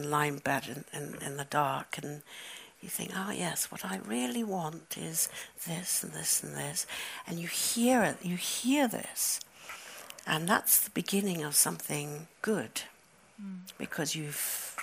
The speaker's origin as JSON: {"language": "English", "country": "United Kingdom", "tie": "born or raised there", "also_born_or_lived": "Johannesburg, South Africa", "said": "My country of origin is South Africa. I was born in Johannesburg, and we left when I was 9 years old, and I grew up in Britain"}